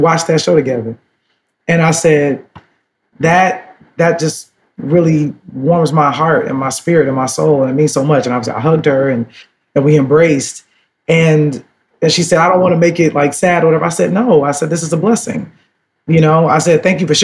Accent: Chicago, Illinois, United States; I'm from Chicago because my grandmother left the South

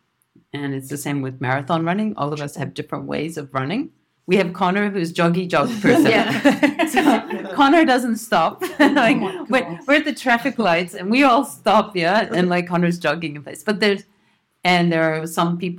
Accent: New Zealand; now in Tokyo, Japan; I'm from New Zealand, but live in Tokyo

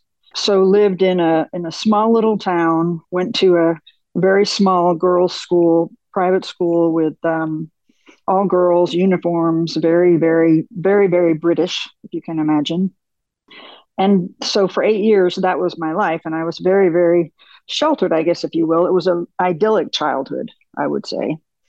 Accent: Michigan, United States; born there; So I was born in Michigan. My father was an automotive engineer with Ford.

